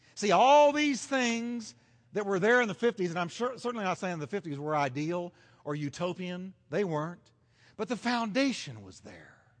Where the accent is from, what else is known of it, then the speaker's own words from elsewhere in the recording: United States; as an American